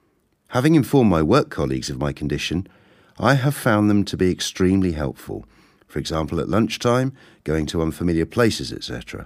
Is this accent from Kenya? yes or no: yes; Kenya; born there; I was born in Kenya 52 years ago.